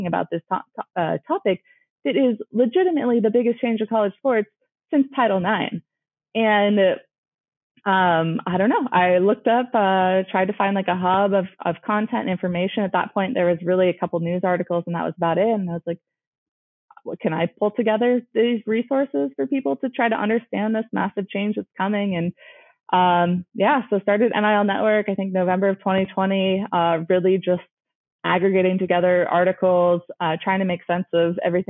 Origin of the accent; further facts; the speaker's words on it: California, United States; born and raised in California